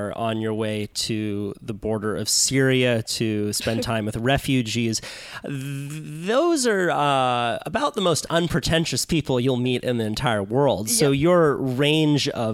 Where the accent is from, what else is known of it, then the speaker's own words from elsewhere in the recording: Santa Cruz, California, United States; now in Los Angeles, United States; I grew up in Santa Cruz and a lot of the friends that I still have to this day I've known since I was 10.